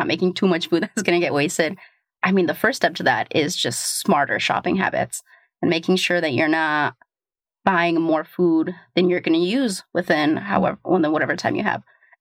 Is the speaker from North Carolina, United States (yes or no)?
no; Portland, Oregon, United States; now in New York, United States; I grew up in Portland